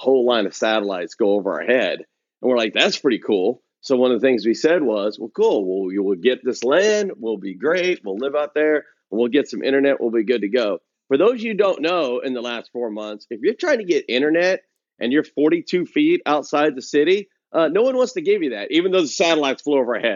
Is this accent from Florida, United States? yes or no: no; Oklahoma, United States; moved away; also born or lived in West Texas; I grew up in Oklahoma, lived in West Texas, work all over the Midwest